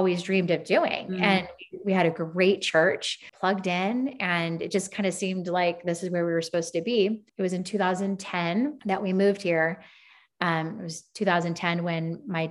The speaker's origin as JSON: {"language": "English", "region": "Southern California", "country": "United States", "also_born_or_lived": "Phoenix, Arizona / Nashville, Tennessee", "moved": "as an adult", "lives_now": "Whitefish, Montana, United States", "said": "I'm originally from Southern California"}